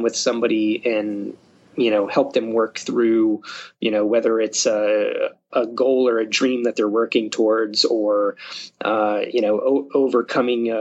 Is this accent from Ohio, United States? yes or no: no; Upper Michigan, United States; now in Springfield, United States; my home state, up in Upper Michigan.